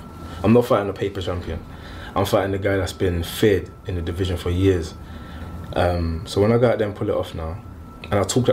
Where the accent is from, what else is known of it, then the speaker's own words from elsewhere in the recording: London, United Kingdom; also born or lived in Hackney; I was born in Hackney, but I grew up in like Stratford, Forest Gate.